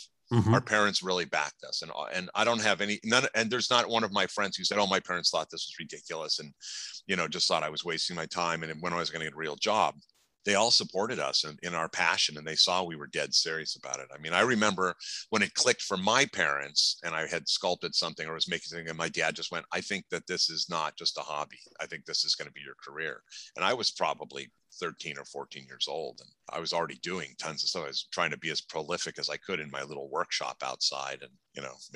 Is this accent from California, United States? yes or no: yes; Los Angeles, California, United States; growing up in Los Angeles.